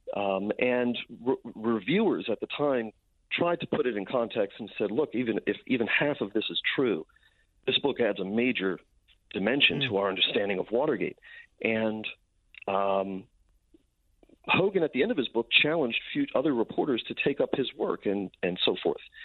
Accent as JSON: {"language": "English", "town": "New York City", "region": "New York", "country": "United States", "tie": "born or raised there", "moved": "yes", "said": "I grew up on Staten Island, but I haven't lived there in a long"}